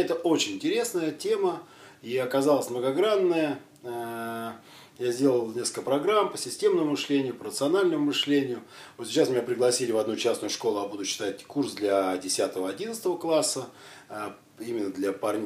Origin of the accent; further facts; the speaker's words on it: Siberia, Kemerovo Oblast, Russia; я родом с Сибири, с Кемеровской области